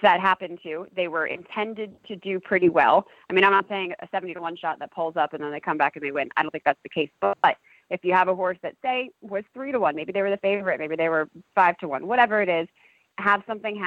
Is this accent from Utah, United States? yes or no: no; New York, United States; moved away as an adult; also born or lived in Kentucky; I grew up in New York, and then I went to college at the University of Louisville's equine program in Kentucky.